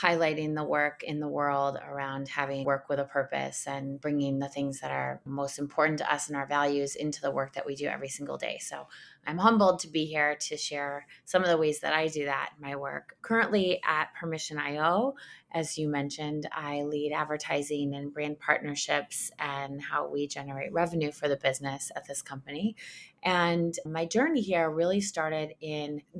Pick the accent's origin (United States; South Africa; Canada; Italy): United States; Ann Arbor, Michigan; also born or lived in Detroit, Michigan; I'm from Detroit, Michigan. I grew up in Ann Arbor